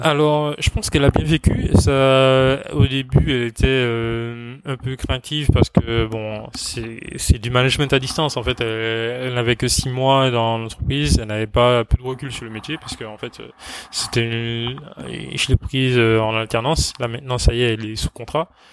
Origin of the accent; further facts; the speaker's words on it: Martinique; moved away; Alors moi, je suis originaire de Martinique, donc ma famille est là-bas.